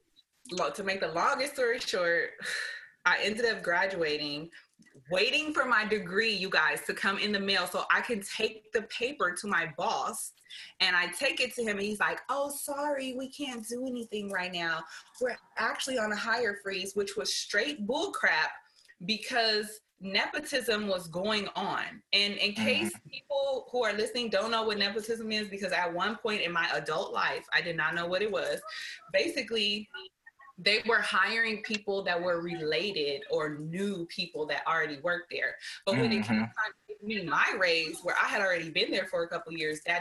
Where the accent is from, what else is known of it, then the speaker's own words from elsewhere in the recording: Oakland, California, United States; I came from East Oakland